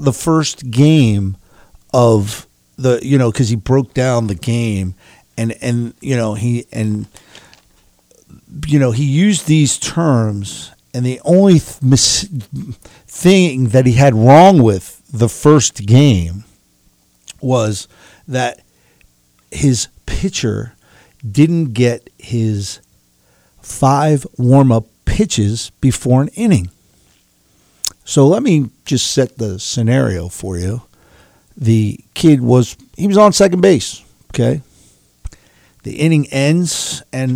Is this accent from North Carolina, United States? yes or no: no; New York, United States; I grew up in New York.